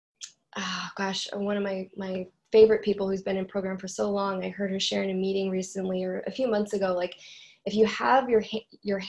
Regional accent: Alaska, United States; I grew up in Alaska

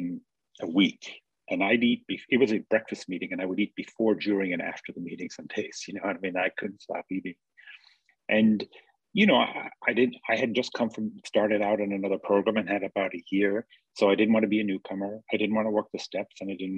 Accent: Ireland; I grew up in Ireland and like in a very remote, very distinct place

